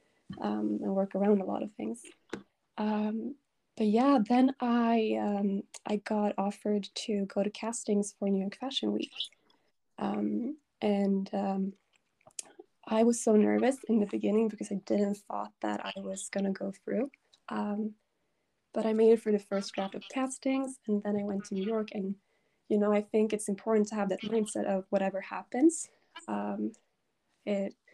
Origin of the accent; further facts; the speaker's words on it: Sweden; I'm from Sweden.